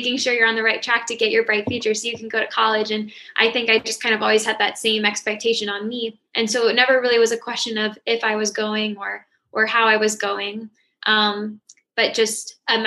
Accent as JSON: {"language": "English", "town": "St. Petersburg", "region": "Florida", "country": "United States", "also_born_or_lived": "Pinellas County, Florida", "moved": "as an adult", "lives_now": "Orlando, United States", "said": "I'm from St. Petersburg"}